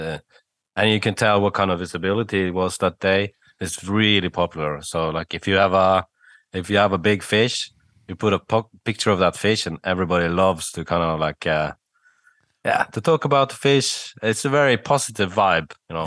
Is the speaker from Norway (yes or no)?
yes; Bergen, Vestland, Norway; from my hometown of Bergen